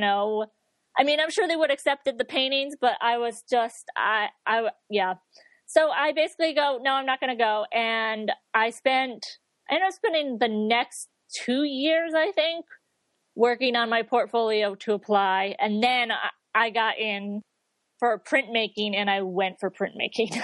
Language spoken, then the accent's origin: English; near Saratoga Springs, upstate New York, United States; moved away as an adult; also born or lived in Connecticut / Boston / Dartmouth, Massachusetts; I'm originally from upstate New York, kind of near Saratoga Springs